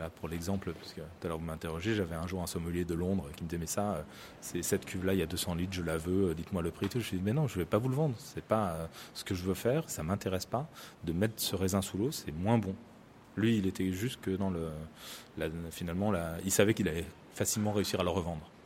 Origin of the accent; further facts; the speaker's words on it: Saint-Jean-de-Luz, Nouvelle-Aquitaine, France; j'étais pas du Rugne, mais plutôt de Saint-Jean-de-Luz